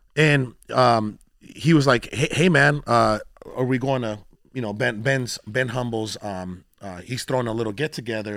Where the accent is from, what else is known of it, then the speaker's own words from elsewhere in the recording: Mexico; I'm a Mexican born in Mexico